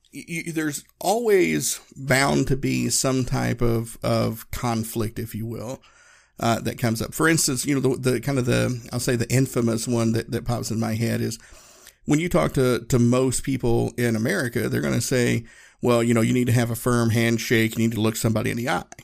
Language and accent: English; the South, United States; I grew up in the South. We said y'all and folks, and it was very kind of informal.